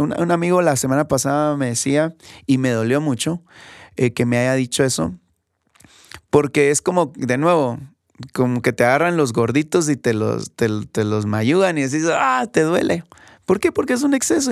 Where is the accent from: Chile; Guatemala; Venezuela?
Guatemala; aquí en mi país, aquí en Guatemala